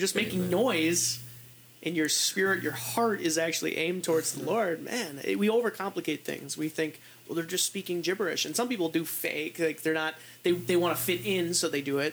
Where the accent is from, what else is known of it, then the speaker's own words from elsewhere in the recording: United States; I'm an American